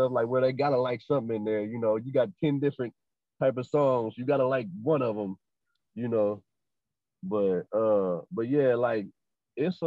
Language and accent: English; Arkansas, United States